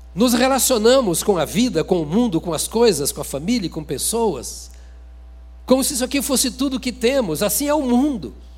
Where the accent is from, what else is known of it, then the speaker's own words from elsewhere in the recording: Brazil; eu sou bem brasileiro.